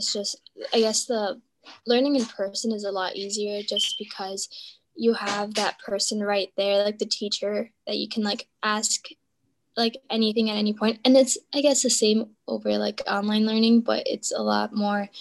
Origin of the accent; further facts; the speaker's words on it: Prospect Heights, Illinois, United States; I am from Prospect Heights.